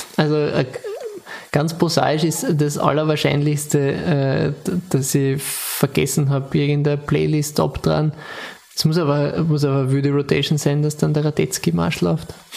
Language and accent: German; Austria; als Österreicher